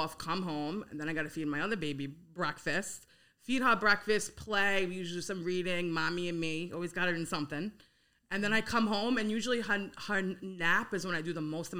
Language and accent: English; New York City, New York, United States; growing up in Howard Beach